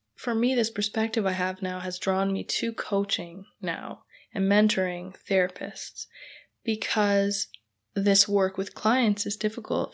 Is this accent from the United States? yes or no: no; Canada; I'm Canadian